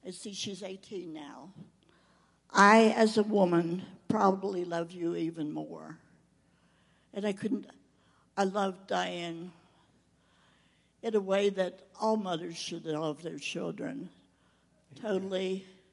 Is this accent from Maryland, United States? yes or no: yes; Maryland, United States; moved away; also born or lived in Rio de Janeiro, Brazil; Maryland, my hometown